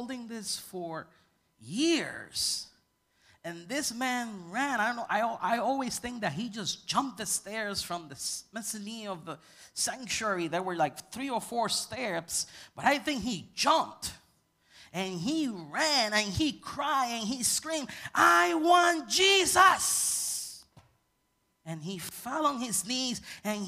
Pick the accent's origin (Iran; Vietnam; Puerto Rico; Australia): Puerto Rico; I come from Puerto Rican culture, and when we go to church, everybody praises.